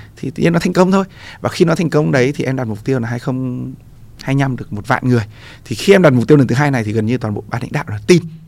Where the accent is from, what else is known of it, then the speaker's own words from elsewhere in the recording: Vietnam; mình là người Việt Nam